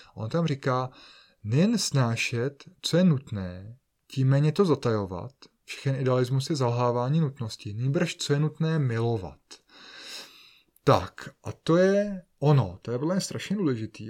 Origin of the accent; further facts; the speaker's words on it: Bohemia, Czechia; jsem se narodil v Čechách